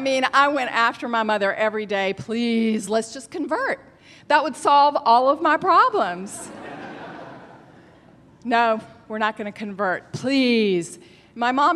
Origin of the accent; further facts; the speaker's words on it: Alabama, United States; as a Jewish child growing up in Alabama